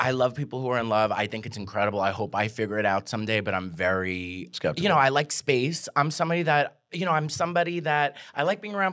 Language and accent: English; New York, United States; and I went into Dunkin' Donuts because I'm from New York